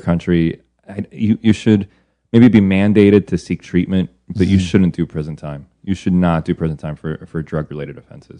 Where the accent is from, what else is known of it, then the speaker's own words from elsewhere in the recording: United States; also born or lived in Belgium; we're you know, Americans.